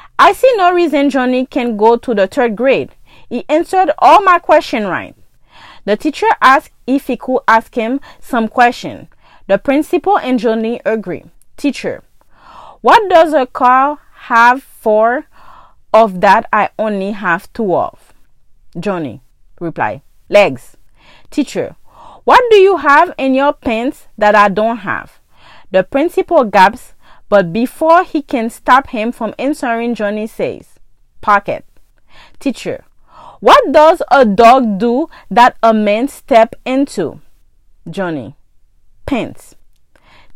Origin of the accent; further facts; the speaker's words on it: Haiti; English is a second language; moved away; most of my friends got an accent just like me. We're from Haiti.